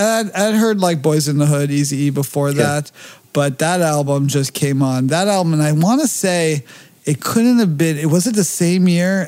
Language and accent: English; Los Angeles, California, United States; I grew up, they call it the slums of Beverly Hills